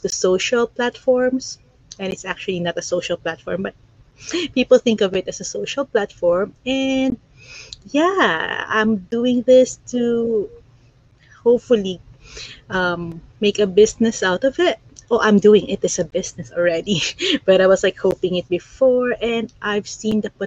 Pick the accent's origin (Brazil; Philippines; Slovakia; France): Philippines; moved away as an adult; now in Ontario, Canada; I'm originally from the Philippines. I'm an immigrant here in Canada. I'm here in Ontario right now.